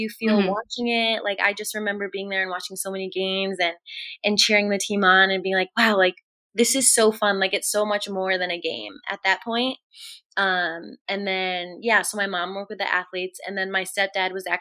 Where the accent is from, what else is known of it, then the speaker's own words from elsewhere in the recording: Coventry, Connecticut, United States; also born or lived in Chattanooga, Tennessee; I grew up in Connecticut